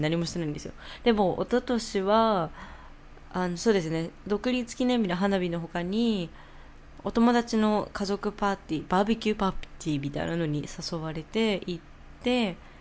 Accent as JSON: {"language": "Japanese", "country": "Japan", "moved": "yes", "lives_now": "New York, United States", "said": "日本人日本出身だよ"}